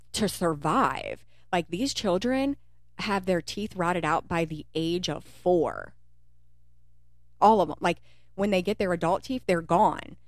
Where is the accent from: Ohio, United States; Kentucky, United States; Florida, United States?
Kentucky, United States; also born or lived in Cincinnati; We're Kentucky. You know, we grew up in we grew up in Kentucky